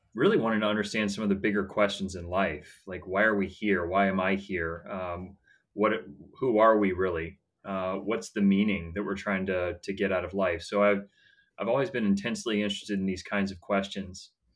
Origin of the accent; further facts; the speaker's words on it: Atlanta, Georgia, United States; I was born and raised in Atlanta, Georgia